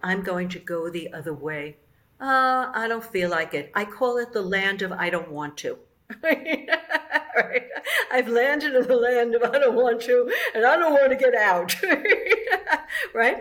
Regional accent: New York City, New York, United States; I'm from the Bronx

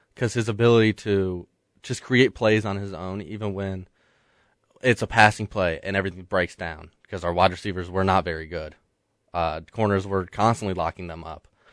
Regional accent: Metro Atlanta, Georgia, United States; That is actually in my hometown. Duluth

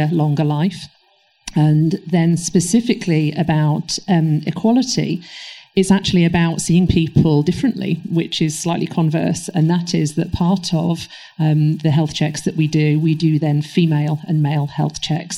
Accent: Manchester, North West England, United Kingdom; moved away; I am originally from Manchester, so you can take the girl out the north, but the north is still in me

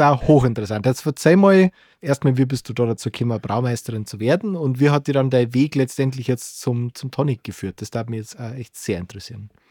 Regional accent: Bavaria, Germany; bei uns in Bayern

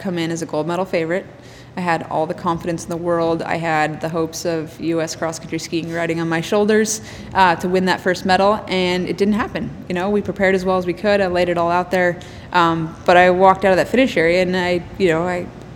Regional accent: Anchorage, Alaska, United States; I'm from Anchorage, Alaska, I'm a cross-country skier

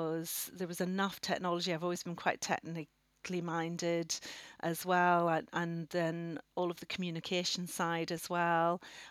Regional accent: Northern Ireland, United Kingdom; moved away as an adult; now in Oxford, United Kingdom; And I come from Northern Ireland originally. You might be able to pick up my accent, but bearing in mind I came over to Oxford when I was 18

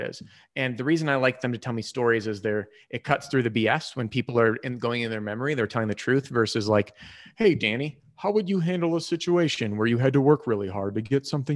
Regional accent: Chicago, Illinois, United States; moved away as an adult; also born or lived in Wisconsin / New Mexico; now in Colorado, United States; Born and raised Chicago, and then I bounced around

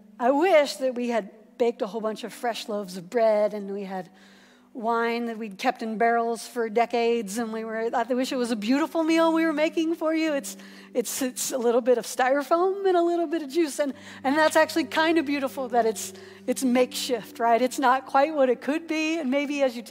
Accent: Columbus, Ohio, United States; the church that I grew up in over in Columbus

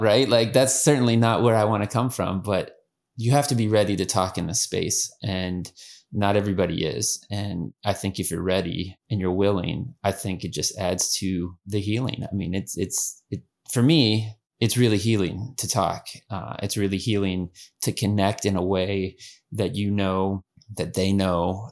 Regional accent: Erie, Pennsylvania, United States; moved away as an adult; now in Houston, United States; We're from Pennsylvania area, Erie, Pennsylvania.

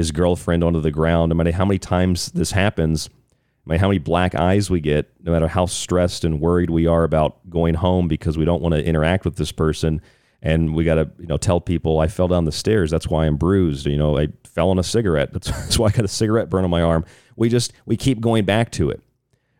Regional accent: Tampa, Florida, United States; I grew up in Tampa Bay

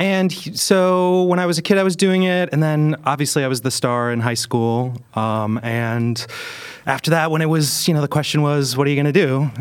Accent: Chicago, Illinois, United States; also born or lived in Milwaukee, Wisconsin; I was born in Milwaukee, Wisconsin, and I was raised in Chicago

